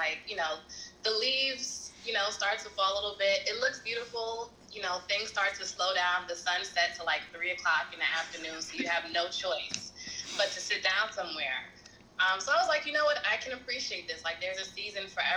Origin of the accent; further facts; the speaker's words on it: New York City, New York, United States; I'm born and raised in Brooklyn, New York